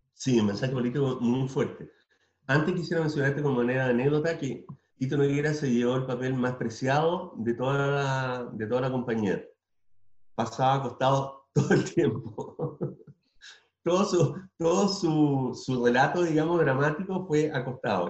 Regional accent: Tomé, Biobío, Chile; moved away; also born or lived in Concepción; mi pueblo natal

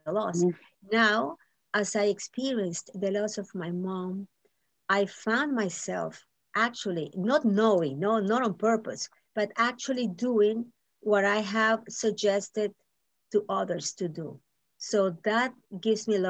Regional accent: Nicaragua; now in Miami, United States; I'm from Nicaragua

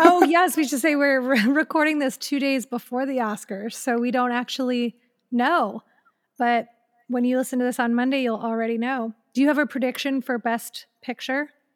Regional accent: Elyria, Ohio, United States; moved away; in my hometown, like, in Elyria, Ohio

